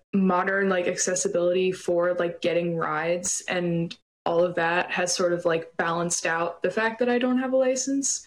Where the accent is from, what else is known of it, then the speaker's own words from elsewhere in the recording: New Orleans, Louisiana, United States; I'm from New Orleans, um, which is sort of notorious for having bad drivers